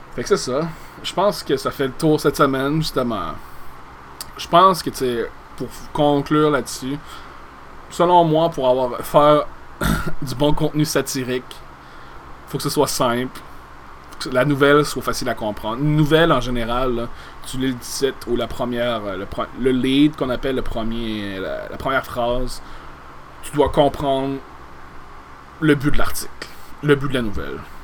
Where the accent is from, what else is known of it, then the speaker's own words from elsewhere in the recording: Gaspésie, Quebec, Canada; de par chez nous, en Gaspésie